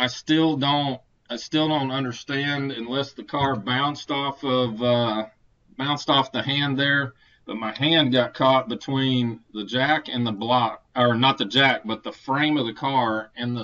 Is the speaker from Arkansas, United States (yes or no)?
yes; Conway, Arkansas, United States; here in my hometown of Conway, Arkansas. This is where I live